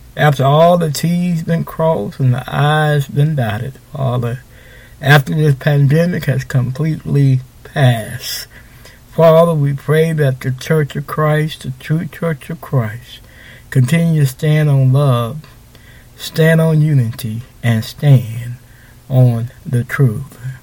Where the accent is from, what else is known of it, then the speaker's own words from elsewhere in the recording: Houston, Texas, United States; I'm from Houston